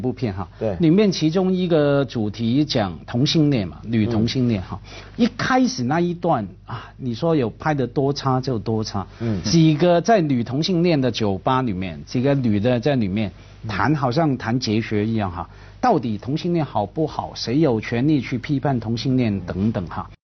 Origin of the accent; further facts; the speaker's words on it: Hong Kong; 我们在香港啊，我是看着…长大的